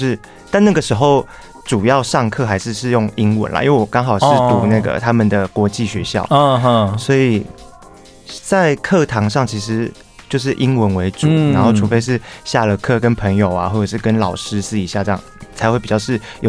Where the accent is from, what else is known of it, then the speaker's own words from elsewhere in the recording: Tainan, Taiwan; 土生土长的台南人。